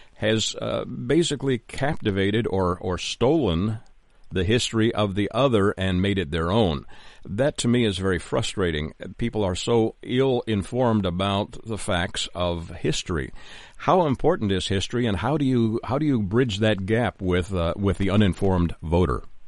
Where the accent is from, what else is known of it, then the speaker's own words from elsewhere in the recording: Canada; now in United States; I am a Canadian living in the United States